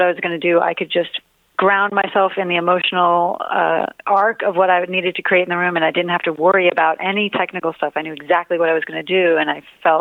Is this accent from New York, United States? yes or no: yes; New York, United States; now in Los Angeles, United States; I'm a New Yorker. I'm in LA. I'm a New Yorker living